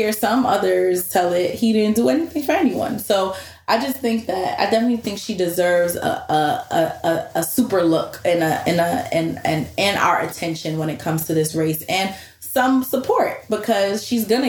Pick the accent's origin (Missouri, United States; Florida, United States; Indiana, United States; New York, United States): New York, United States; I'm from New York